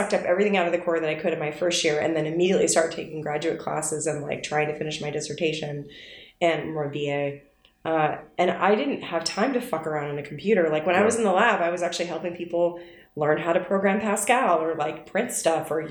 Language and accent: English; New York, United States; also born or lived in Saratoga; I grew up in New York